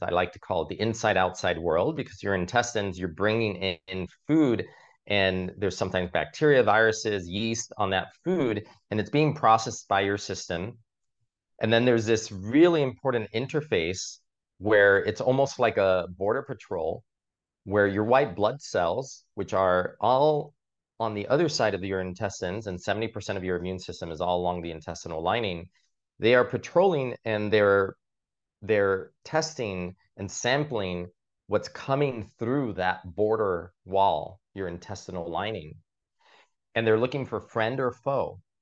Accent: Miami, Florida, United States; now in New York City, United States; I grew up in Miami

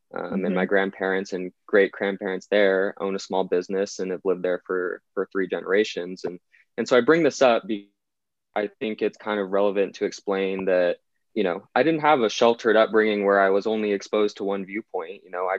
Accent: Northern California near Sacramento, United States; Well, I am 21 years old. I was born in Northern California near Sacramento, a very middle-class, blue-collar community and home.

